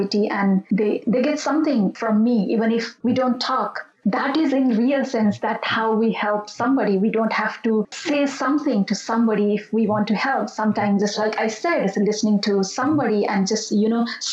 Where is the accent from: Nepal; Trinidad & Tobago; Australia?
Nepal; Bagmati; That's my hometown